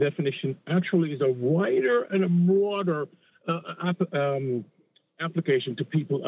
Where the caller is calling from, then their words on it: Long Island, New York, United States; Hey, John. Hey, Reggie. … from Long Island.